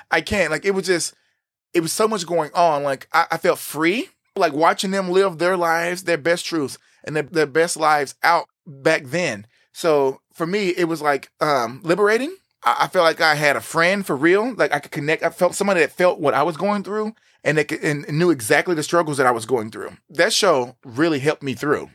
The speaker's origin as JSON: {"language": "English", "region": "Texas", "country": "United States", "tie": "born or raised there", "said": "growing up where we're from, like we said, we're in the Bible Belt, we're here in Texas, we're from a small town"}